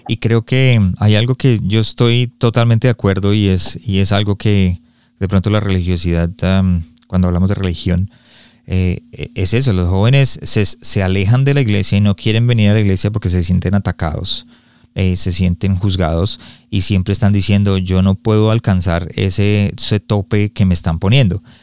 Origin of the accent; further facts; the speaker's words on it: Colombia; yo soy colombiano